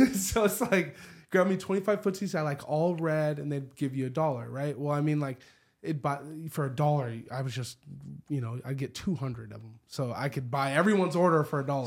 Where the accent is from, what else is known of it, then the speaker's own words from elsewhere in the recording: Spokane, Washington, United States; I grew up in the Perry District on eleventh and Perry, right across the street from the windmill